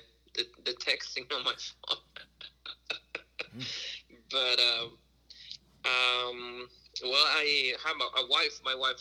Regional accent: Reynosa, Tamaulipas, Mexico; also born or lived in Saltillo, Mexico; now in St. Louis, United States; I was born in Saltillo, but grew up in Reynosa, Mexico.

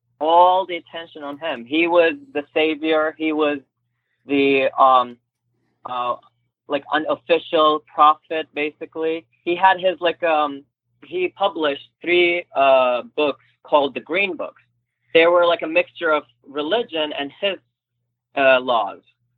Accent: Turkey; English is a second language; now in United States; I told them, like, I'm half Turkish, I'm from Turkey, and a lady told me, like, oh, which state Turkey is?

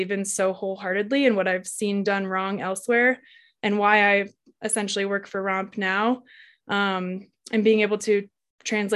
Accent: Colorado, United States; I was born and raised in Colorado, and I live here now in a little ski town, Winter Park

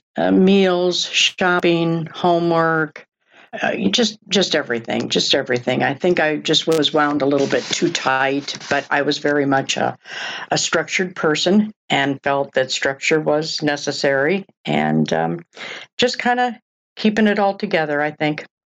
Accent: Oak Park, Illinois, United States; also born or lived in Des Moines, Iowa / Chicago; from the age of ten on, and still, Oak Park, Illinois

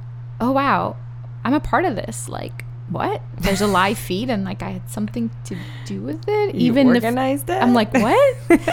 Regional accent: New York City, New York, United States; accent: Brooklyn; also born or lived in Russia; So, I was born in Russia, but I moved here when I was 7, and I've lived in Brooklyn ever since.

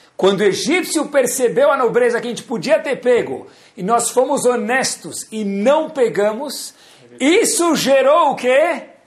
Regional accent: Brazil; nós somos brasileiros

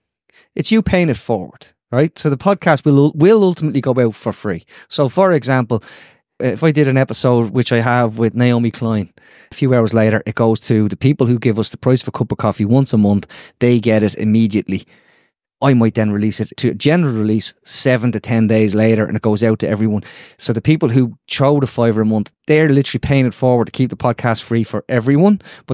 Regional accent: Ireland; And, you know, as Irish as I am, and by the way, as dual national as they want to be.

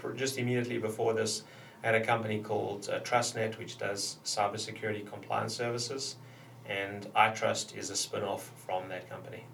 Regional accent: South Africa; moved away; growing up in South Africa

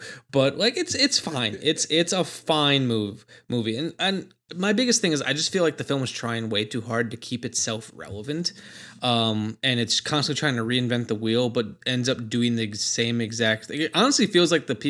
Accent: Milwaukee, Wisconsin, United States; I've not heard of them. I'm from Milwaukee.

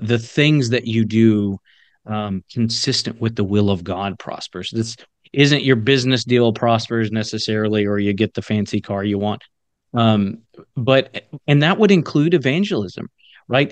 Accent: the South, United States; I grew up in the South

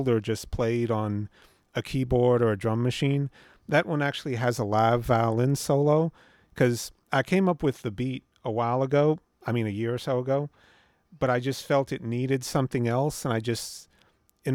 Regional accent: Norfolk, Virginia, United States; moved away; also born or lived in California; I grew up in Norfolk, Virginia

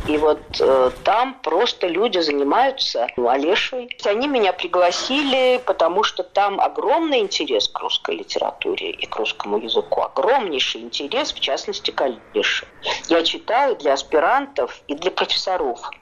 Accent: Saratov, Saratov Oblast, Russia; born or raised there

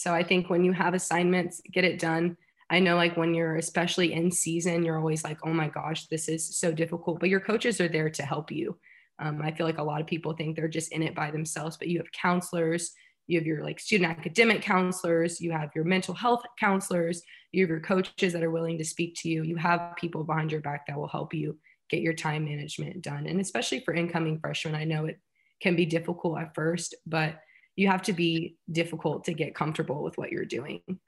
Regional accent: Houston, Texas, United States; I'm from Houston, so it was really nice to get closer to home

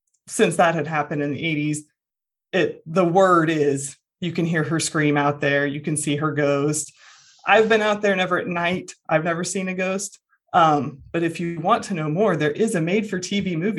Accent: Emporia, Kansas, United States; Okay, so I'm from Emporia, Kansas, which is a fairly small town.

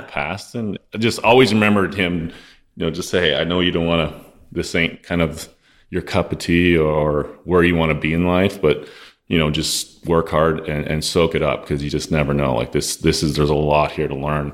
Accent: Lloydminster, Saskatchewan, Canada; So Lloydminster, Saskatchewan is where I'm originally from.

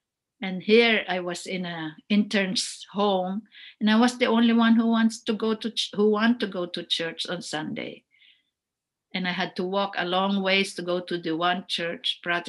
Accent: Philippines; English is a second language; Even now you can tell that I'm Filipino.

